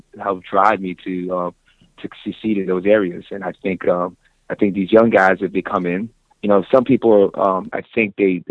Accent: Orlando, Florida, United States; moved away as an adult; finally ended up back to my hometown here in Orlando

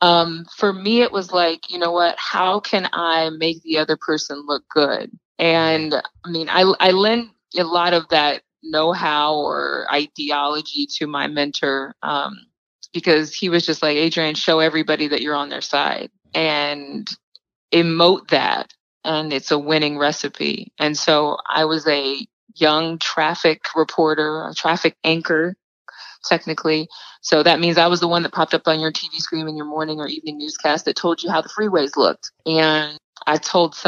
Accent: small town outside of Sacramento, California, United States; moved away as an adult; also born or lived in Los Angeles, California / Dallas, Texas; now in New York, United States; raised in a big family. I'm one of seven kids in a small town outside of Sacramento, California

